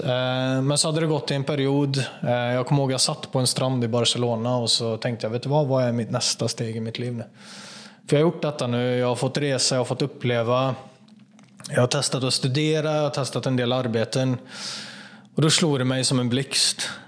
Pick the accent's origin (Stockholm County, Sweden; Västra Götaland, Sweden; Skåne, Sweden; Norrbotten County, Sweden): Västra Götaland, Sweden; Kätterstorp; Jag jobbade på en fabrik eh, i Kätterstorp, där jag kommer ifrån, utanför Falköping